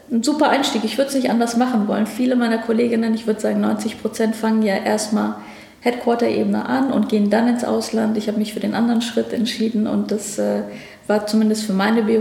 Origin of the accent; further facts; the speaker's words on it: Berlin, Germany; Wir sind da sehr privilegiert groß geworden. Also ich bin hier in Berlin dann auch zur Schule gegangen, habe hier mein Abitur gemacht, habe hier Jura studiert